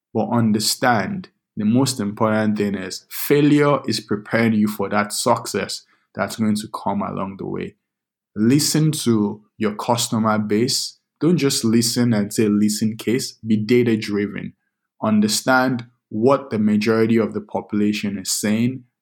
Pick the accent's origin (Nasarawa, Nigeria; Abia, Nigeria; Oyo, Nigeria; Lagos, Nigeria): Lagos, Nigeria; also born or lived in Minnesota; now in United States; I grew up in Lagos, Nigeria